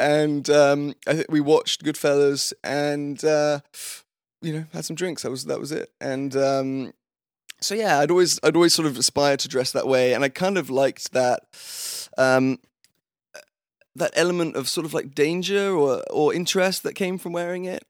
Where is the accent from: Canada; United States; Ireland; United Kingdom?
United Kingdom; London; moved away; also born or lived in Fulham / Wimbledon; I was born and raised in London. I had always, I grew up in Fulham, which is in southwest London